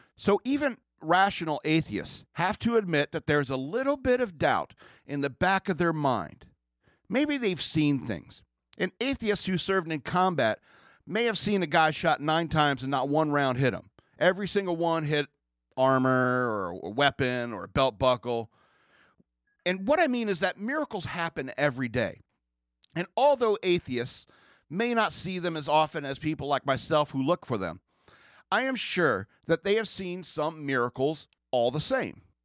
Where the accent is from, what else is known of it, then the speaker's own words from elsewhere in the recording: United States; I grew up in America